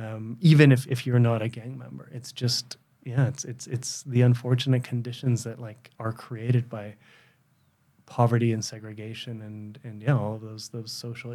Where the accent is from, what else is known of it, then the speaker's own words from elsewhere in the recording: West Coast, Canada; I lived in the most benign circumstances you could imagine, you know, growing up in Canada on the West Coast. You know, we didn't have a lot of money because we were immigrants, but, like, we had plenty.